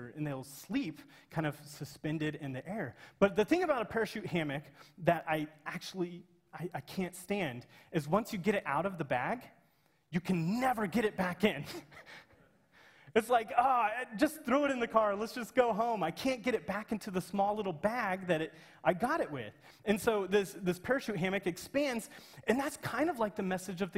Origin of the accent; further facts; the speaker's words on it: Kansas, United States; I'm from Kansas, and it's our state flower